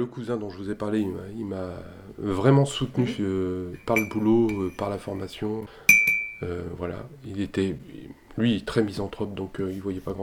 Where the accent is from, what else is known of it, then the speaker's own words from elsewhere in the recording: Haute-Savoie, Auvergne-Rhône-Alpes, France; moved away as an adult; also born or lived in Annecy / Massif des Bauges; j'ai grandi en Haute-Savoie. Euh, Annecy au début, puis après on, a habité dans le massif des Bauges